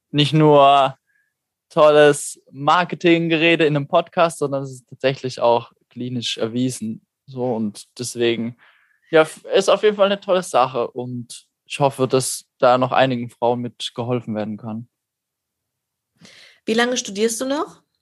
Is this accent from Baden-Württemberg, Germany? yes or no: yes; Neutert, Baden-Württemberg, Germany; Ursprünglich aus Karlsruhe.